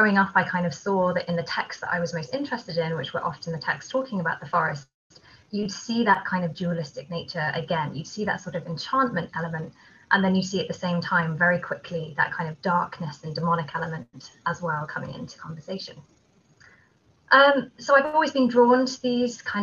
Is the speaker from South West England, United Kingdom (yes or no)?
no; Kent, South East England, United Kingdom; I grew up in Kent in England, which is a place with a lot of ancient woodland there